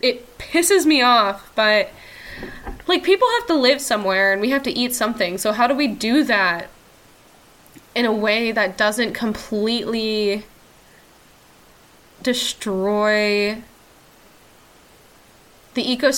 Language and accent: English; southern Utah, United States; also born or lived in Salt Lake City; now in Eastern Washington, United States; I grew up in a very rural place.